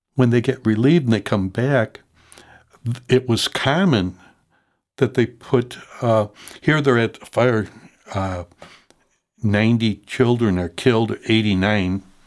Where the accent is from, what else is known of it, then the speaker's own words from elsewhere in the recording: Chicago, Illinois, United States; I grew up in Logan Square at, uh, Parish Saint Sylvester's